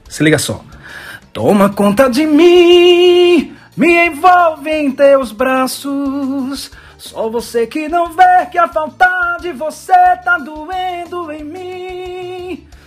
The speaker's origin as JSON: {"language": "Portuguese", "region": "interior of Bahia", "country": "Brazil", "tie": "born or raised there", "moved": "as an adult", "lives_now": "Salgueiro, Brazil", "said": "lá na minha cidade no interior da Bahia"}